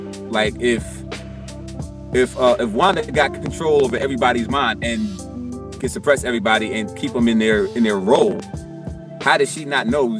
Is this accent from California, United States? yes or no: no; New York City, New York, United States; when I'm speaking right now, y'all can't detect I'm from New York, but if I get really into the moment, they'd be like, yeah, you're from the Bronx.